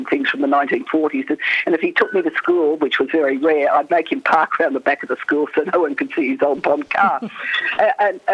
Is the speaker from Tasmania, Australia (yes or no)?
no; Sydney, New South Wales, Australia; I grew up on the Lane Cove River, which is right in the centre of Sydney